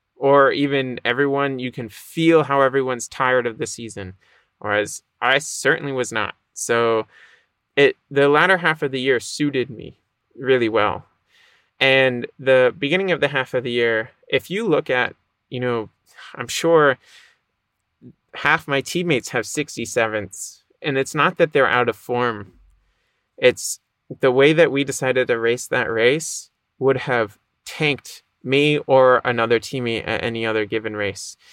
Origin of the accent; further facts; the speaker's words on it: Boston, Massachusetts, United States; I grew up in the Boston area, a little north of Boston.